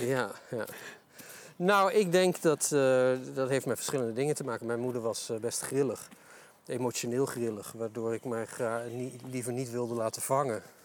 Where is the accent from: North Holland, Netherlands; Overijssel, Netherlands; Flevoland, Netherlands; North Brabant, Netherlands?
Overijssel, Netherlands; Delden; Ik, eh, ik kom uit Delden, geboren en getogen tukker